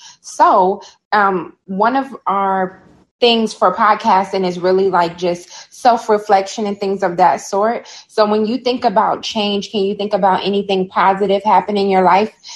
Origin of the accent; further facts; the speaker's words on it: Chicago, Illinois, United States; now in Birmingham; I'm from Chicago